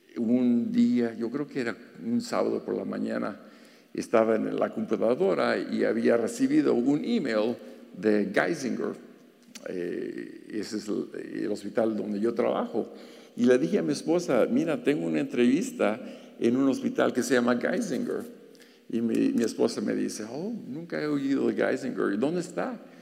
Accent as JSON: {"language": "Spanish", "town": "Los Angeles", "region": "California", "country": "United States", "tie": "born or raised there", "also_born_or_lived": "Guanajuato, Mexico / Pennsylvania", "accent": "pocho", "first_language": "Spanish", "moved": "as an adult", "lives_now": "Wilkes-Barre, United States", "said": "Yo nací en Guanajuato, en Guanajuato. Tenía dos años cuando mi familia se vino aquí a Los Ángeles"}